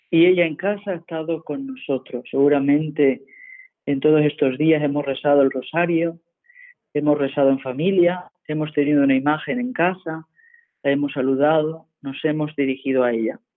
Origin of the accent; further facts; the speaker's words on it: La Graciosa, Canary Islands, Spain; Desde mi pueblo, la isla de la Graciosa, la isla más pequeña del archipiélago canario